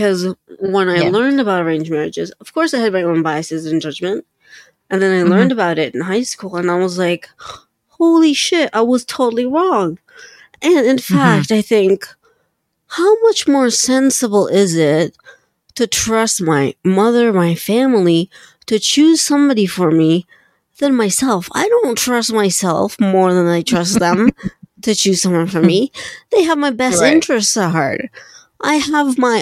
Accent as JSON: {"language": "English", "country": "Philippines", "said": "I'm Filipino"}